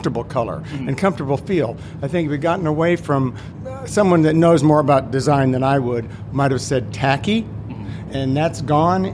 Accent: Kansas, United States; a boy that was born and raised in Kansas

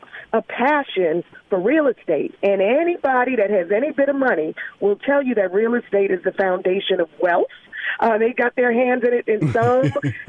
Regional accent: Philadelphia, Pennsylvania, United States; So, you know, Rashawn, I grew up in North Philadelphia.

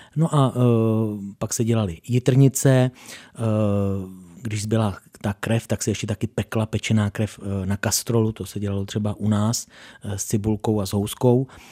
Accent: Doudleby, South Bohemian Region, Czechia; mé rodné obci Doudleby

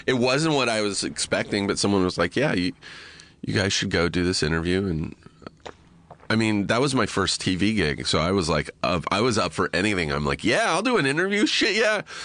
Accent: Riverside, California, United States; I grew up in Riverside

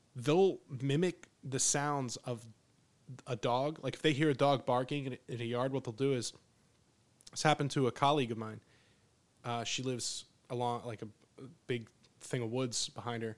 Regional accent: Pennsylvania, United States; moved away as an adult; now in Texas, United States; growing up in Pennsylvania where I, where I grew up, it was always like it was cool 'cause it's like, oh, you're ninety minutes away from New York City

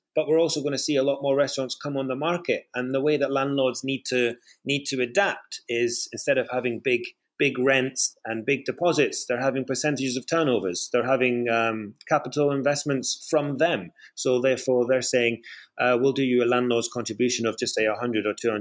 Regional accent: Scotland, United Kingdom; now in London, United Kingdom; in Scotland. You know, it's my home country.

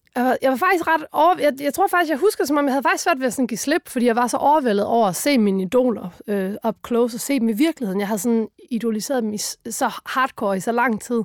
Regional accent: Funen, Southern Denmark, Denmark; vi kom fra Fyn

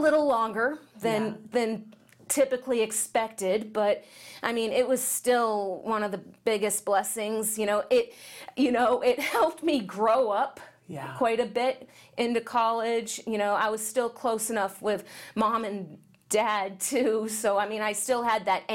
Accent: San Diego, California, United States; in our hometown, San Diego

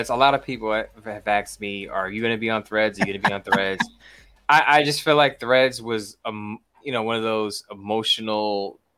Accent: New York City, New York, United States; I'm from New York City. I'm from Brooklyn, New York. I'm from an area where all we do is hustle.

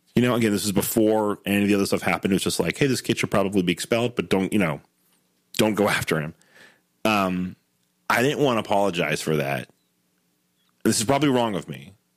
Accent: Southwest Ohio, United States; also born or lived in Denver; now in Cincinnati, United States; I grew up in Southwest Ohio for eighteen

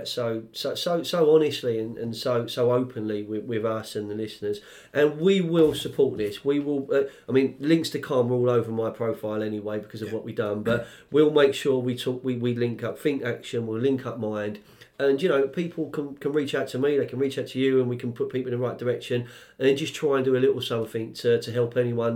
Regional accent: London, United Kingdom; I grew up on the Fulham Road and I actually grew up a 10-minute walk from Stamford Bridge.

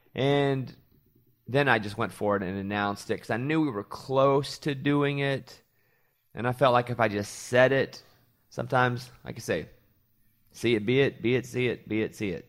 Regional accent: Arkansas, United States; moved away; also born or lived in New York; I grew up in Arkansas

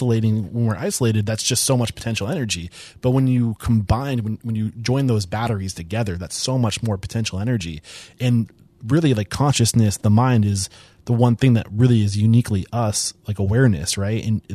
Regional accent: New Hampshire, United States; from East Bumfuck, New Hampshire

